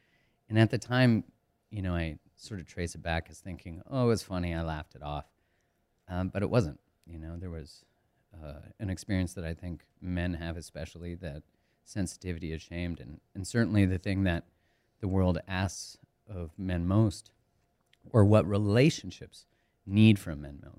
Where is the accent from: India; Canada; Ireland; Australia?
Canada; Calgary, Alberta; Yeah, I grew up in Canada, in Calgary, Alberta, which is on the west side. It's just an hour from the Rockies.